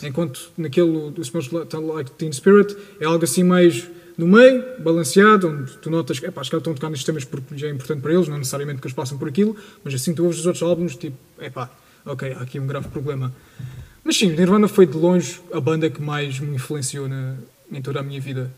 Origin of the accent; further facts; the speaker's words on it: Portugal; eu sou, sou português, como todos nós aqui